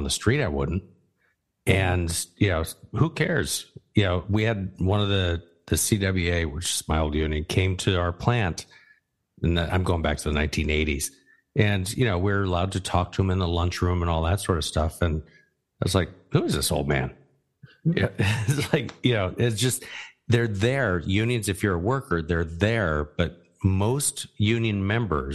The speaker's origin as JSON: {"language": "English", "region": "Arizona", "country": "United States", "tie": "born or raised there", "said": "I grew up in Arizona"}